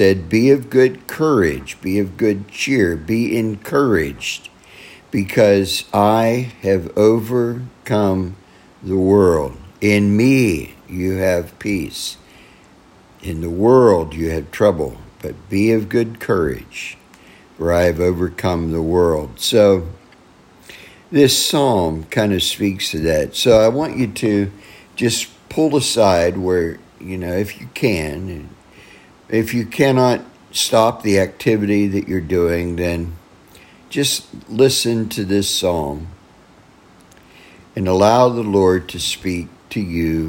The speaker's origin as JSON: {"language": "English", "country": "United States", "said": "my fellow American Christians"}